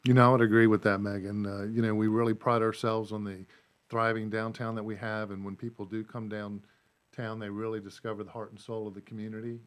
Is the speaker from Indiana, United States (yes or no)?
no; Tampa, Florida, United States; now in Mooresville, United States; I'm originally from Tampa, Florida